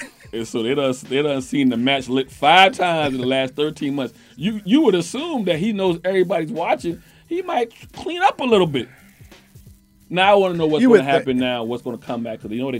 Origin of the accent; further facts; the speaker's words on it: the South, United States; Especially if I'm a Southerner.